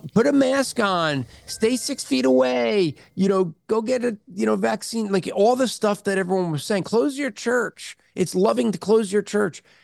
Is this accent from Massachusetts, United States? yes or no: no; New Jersey, United States; moved away; growing up in Jersey